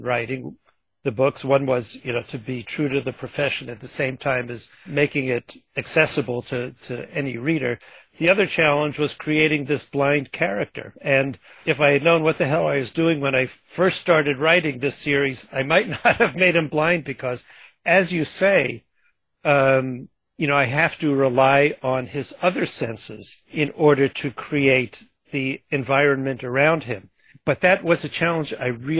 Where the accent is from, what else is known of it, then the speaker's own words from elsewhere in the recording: Long Island, New York, United States; She and I grew up on Long Island together